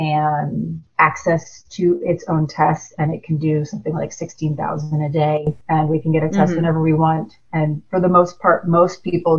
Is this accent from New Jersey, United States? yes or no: yes; New Jersey, United States; also born or lived in Puerto Rico; Well, I'm from New Jersey, but I've predominantly lived, I mean, in my early childhood, we moved all around. We lived in Puerto Rico, we lived all over.